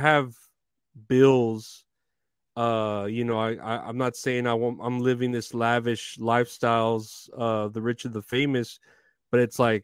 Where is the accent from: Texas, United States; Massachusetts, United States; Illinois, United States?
Texas, United States; Uvalde; I'm from Uvalde